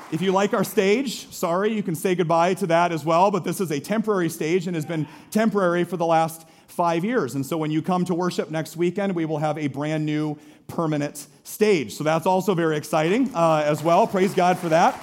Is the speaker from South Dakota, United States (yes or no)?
no; Story City, Iowa, United States; I'm from Story City